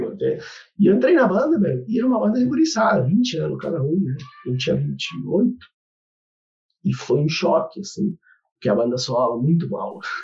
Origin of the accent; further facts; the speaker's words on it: Argentina; Portuguese is a second language; moved away as an adult; also born or lived in Rio Grande do Sul, Brazil; now in Brazil; toquei em bandas metal na Argentina, né? Eu sou argentino